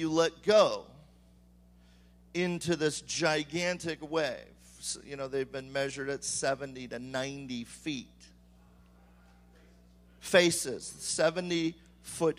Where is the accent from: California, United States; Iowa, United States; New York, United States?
California, United States; I am from California and I have surfed